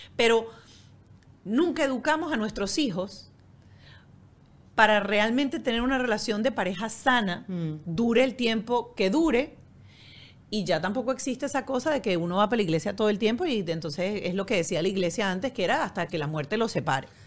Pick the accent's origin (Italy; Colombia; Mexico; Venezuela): Venezuela; moved away; nosotros crecimos como latinas, como venezolanas en una sociedad totalmente distinta a la europea